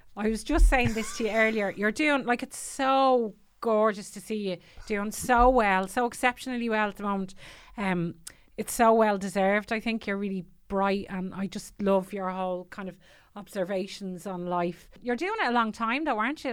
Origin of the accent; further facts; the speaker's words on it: Tallaght, Leinster, Ireland; also born or lived in Killinarden; now in Celbridge, Ireland; I'm from Tala originally, and I live in, uh, cholesterol now.